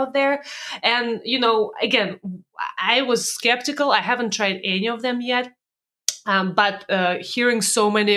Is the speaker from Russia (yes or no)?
yes; Russia; moved away; when I was born in Russia, in USSR